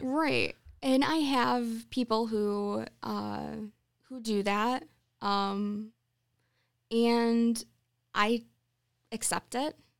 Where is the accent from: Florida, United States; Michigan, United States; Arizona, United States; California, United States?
Michigan, United States; Sunfield; moved away as an adult; now in Charlotte, United States; I grew up in Sunfield